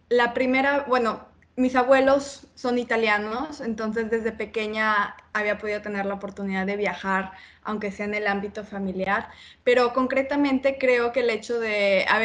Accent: Mexico; Claro, yo soy mexicana. mi papá es italiano, mi mamá es mexicana

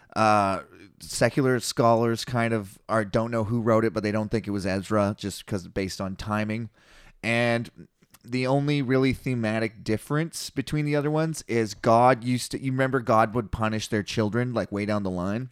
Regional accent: Canada

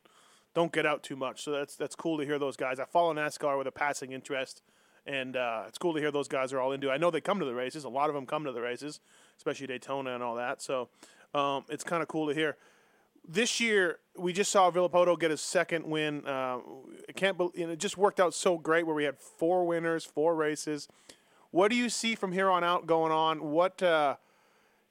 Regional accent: Canada; growing up in Canada

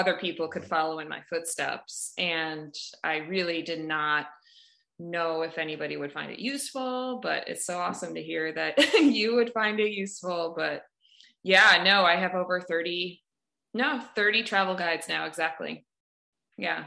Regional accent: Madison, Wisconsin, United States; moved away as an adult; also born or lived in Boston; now in Hood River, United States; I moved there from Madison, which is where I was born and kind of raised

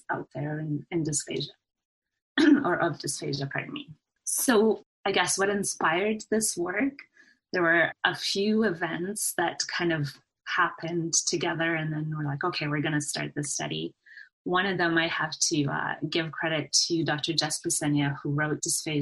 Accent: Canada; I finished my degree at the University of Alberta in Edmonton, Canada, so I'm a Canadian

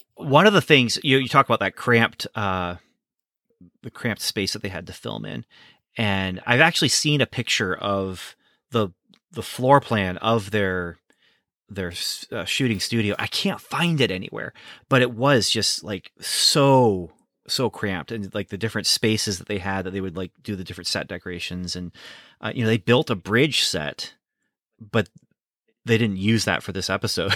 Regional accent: United States; also born or lived in Canada; I was born in the States.

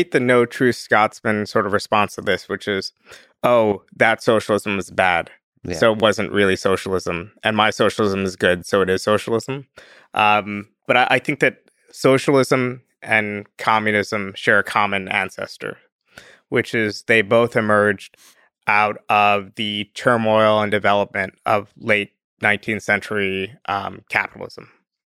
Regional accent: Northeast, United States; and I'm from the Northeast, so I give like excessively Northeast examples.

